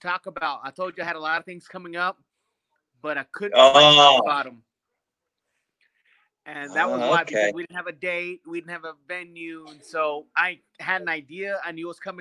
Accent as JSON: {"language": "English", "town": "Kansas City", "region": "Missouri", "country": "United States", "tie": "born or raised there", "also_born_or_lived": "Veracruz, Mexico / Laramie, Wyoming", "moved": "as an adult", "lives_now": "Parker, United States", "said": "I am from Puerto de Veracruz, Mexico. I moved here I moved to the United States when I was 3 years old. I lived in Kansas City for the biggest chunk of my years"}